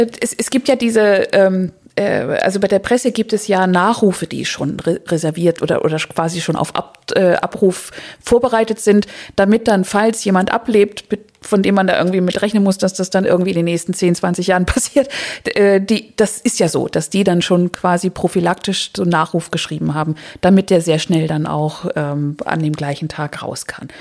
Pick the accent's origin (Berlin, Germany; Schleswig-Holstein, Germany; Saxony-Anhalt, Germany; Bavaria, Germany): Schleswig-Holstein, Germany; mein Schleswig-Holstein ist meine Heimat eigentlich